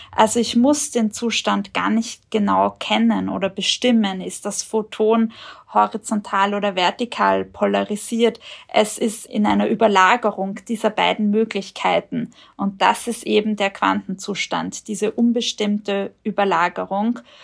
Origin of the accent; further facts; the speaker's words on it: Austria; hier bei uns in Österreich